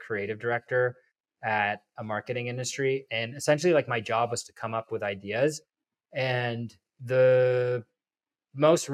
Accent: Toronto, Ontario, Canada; my hometown of Toronto

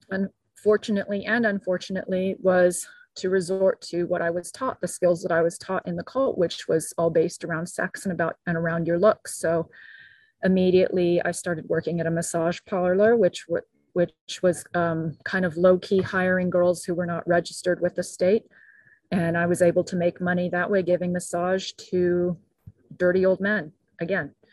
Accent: Brazil; also born or lived in Japan / Mexico / Guatemala; now in United States; I grew up in Japan, I grew up in Brazil, in Mexico, and Guatemala.

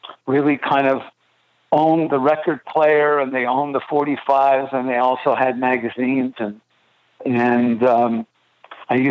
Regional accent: Montreal, Quebec, Canada; Growing up in Montreal, we obviously had, you know, French radio

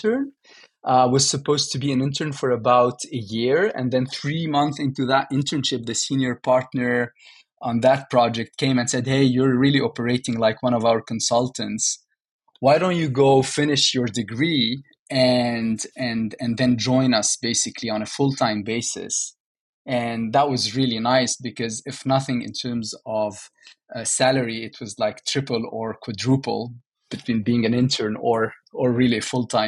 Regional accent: Beirut, Beirut Governorate, Lebanon; moved away as an adult; also born or lived in Riyadh, Saudi Arabia / Paris, France; I actually was born and grew up in Lebanon, in Beirut

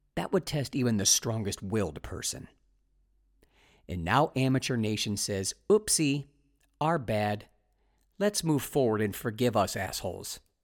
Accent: Ohio, United States; moved away as an adult; a cross-country move back to my home state of Ohio

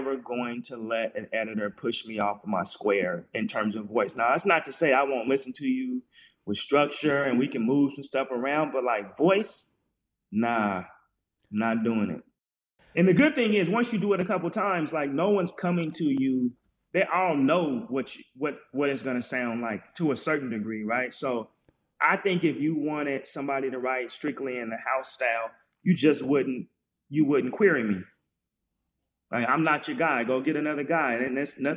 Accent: Portland, Oregon, United States; moved away; also born or lived in Brooklyn, New York / Georgia; I'm from Portland, and one of Lish's very first students

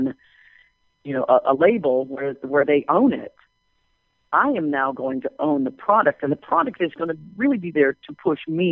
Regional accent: Kansas, United States; moved away; I grew up in Kansas

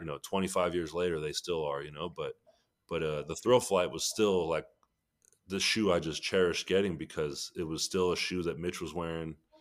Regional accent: Sacramento, California, United States; I grew up in Sacramento, California

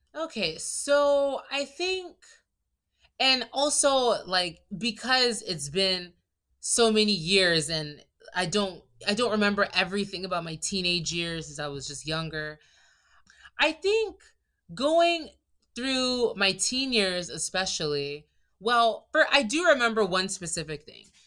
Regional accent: Maryland, United States; moved away as an adult; also born or lived in Nigeria (ancestry); now in Thailand; I'm from Maryland in the U S A. My family's Nigerian. So I'm Nigerian American, but I'm one of the few who was born in the States

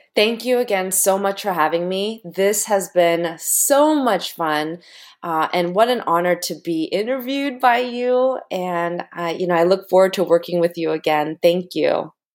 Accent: United States; parents immigrated from Korea. I was born in the United States.

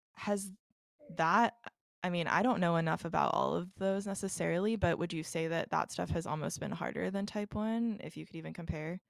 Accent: Dallas, Texas, United States; moved away; I'm originally from Dallas

